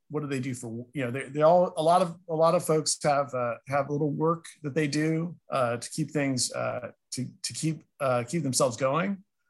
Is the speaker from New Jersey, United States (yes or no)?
no; Berkeley, California, United States; moved away as an adult; now in San Diego, United States; I grew up in Berkeley, went to the Berkeley Public Schools. I went to Cal as an undergrad. I also got my master's at the College of Environmental Design, and then I finished my PhD up there right in 2010.